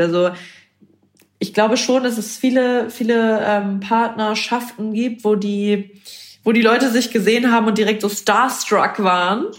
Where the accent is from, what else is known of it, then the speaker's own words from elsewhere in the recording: Bremen, Germany; ich komme aus Bremen